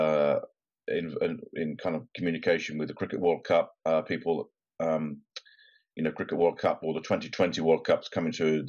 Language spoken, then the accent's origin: English; Newbury, South East England, United Kingdom; my hometown of Newbury in Berkshire